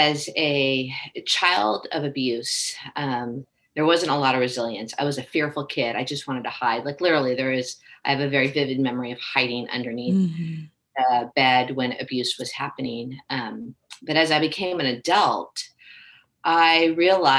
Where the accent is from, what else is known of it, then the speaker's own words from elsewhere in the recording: Southern California, United States; moved away as an adult; also born or lived in Texas / Tennessee / Georgia / Oregon; I live in Temecula, California, born and raised in Southern California, yet I've lived all over the United States with my work and career.